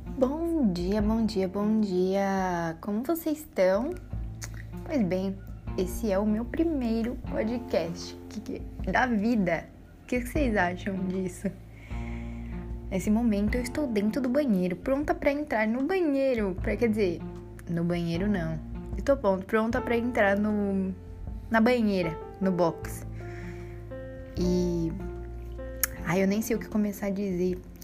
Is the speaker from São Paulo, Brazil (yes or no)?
yes; São Paulo, Brazil; accent: Brazilian; moved away as an adult; now in Portugal; Eu sou brasileira, dá para perceber pelo sotaque. Sou de São Paulo, capital. Tatuapé, meu bairro